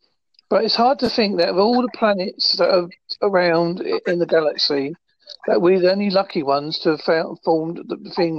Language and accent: English; Essex, East of England, United Kingdom; accent: Essex, Devon; moved away as an adult; now in Devon, United Kingdom; I'm very much an English person. I have an Essex, Devon accent.